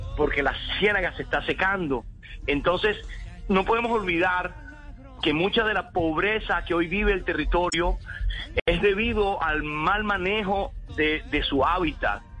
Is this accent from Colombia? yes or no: yes; Colombia; como colombianos